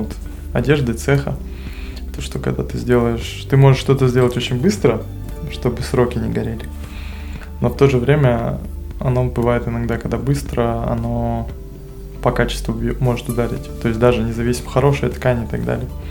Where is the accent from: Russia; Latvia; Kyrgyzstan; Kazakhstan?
Kazakhstan; среди нас казах был только я